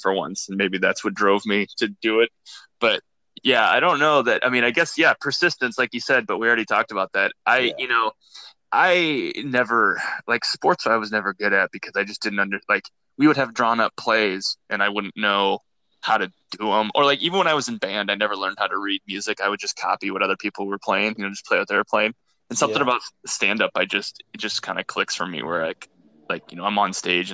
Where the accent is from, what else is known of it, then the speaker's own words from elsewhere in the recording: Iowa, United States; growing up in Iowa, you know, and just smaller town